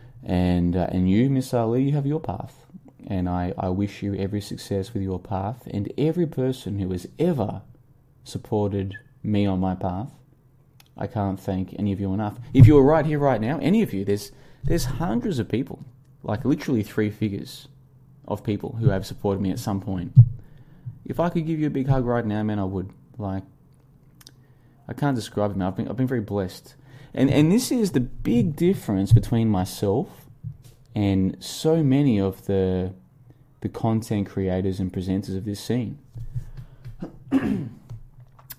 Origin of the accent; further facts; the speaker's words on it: Australia; moved away as an adult; now in Vietnam; this Christmas in 11 days' time will be my first ever Christmas in winter because I grew up in Australia.